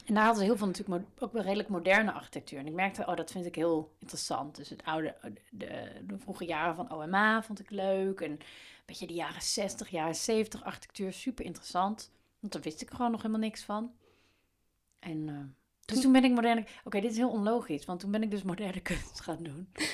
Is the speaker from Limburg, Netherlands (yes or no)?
no; Baarle-Nassau, North Brabant, Netherlands; moved away; Ik kom uit uit een bijzonder dorp, Palen-Nassau in Brabant, op de grens met België.